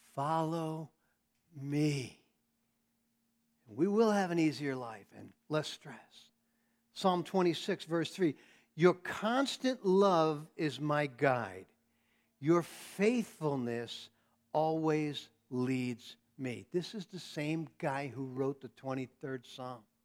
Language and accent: English; New York, United States; I'm a New Yorker